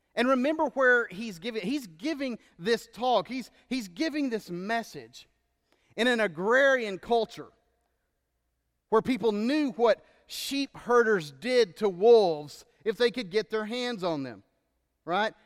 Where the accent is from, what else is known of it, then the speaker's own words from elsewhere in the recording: Texas, United States; moved away as an adult; now in Georgia, United States; where I grew up in Texas and most of where I lived